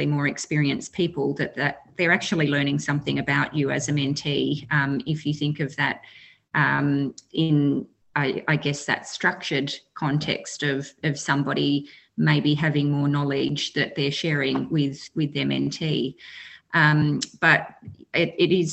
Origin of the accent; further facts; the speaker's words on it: Western Victoria, Australia; I'm a Wotjobaluk woman from Western Victoria in Australia